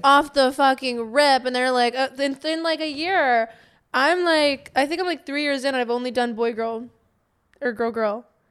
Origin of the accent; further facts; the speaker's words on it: Pittsburgh, Pennsylvania, United States; I'm from Pennsylvania